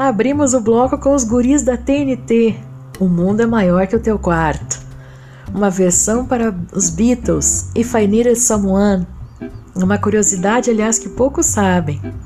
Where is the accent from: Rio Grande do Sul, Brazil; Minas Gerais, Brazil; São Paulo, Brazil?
Rio Grande do Sul, Brazil; Porto Alegre; Porto Alegre, minha terra